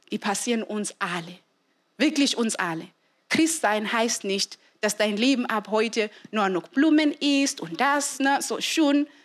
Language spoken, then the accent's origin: German; Zimbabwe; es war wirklich nicht üblich, dass man keine Mama hat. Und besonders bei uns in Simbabwe, es war immer so, dass vielleicht eine Frau stirbt, dann heiratest du sofort.